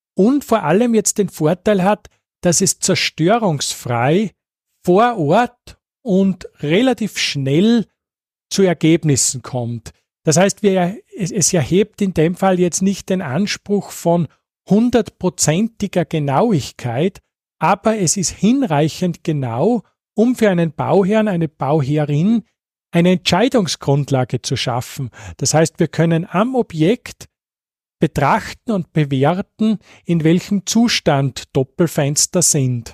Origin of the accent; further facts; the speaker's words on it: Salzkammergut, Austria; ich stamme jetzt aus dem Salzkammergut, wo wir diese schönen alten Fenster haben